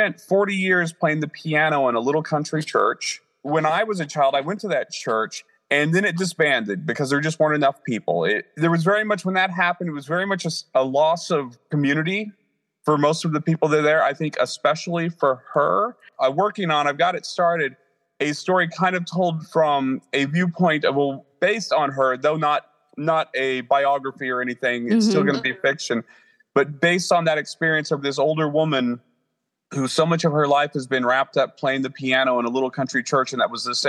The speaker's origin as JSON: {"language": "English", "region": "the Ozarks", "country": "United States", "tie": "born or raised there", "also_born_or_lived": "Phoenix, Arizona", "moved": "as an adult", "lives_now": "Washington, D.C. area, United States", "said": "growing up in the Ozarks and moving to Phoenix was a big change, and leaving Phoenix and coming to the Washington, D.C. area was also a big change."}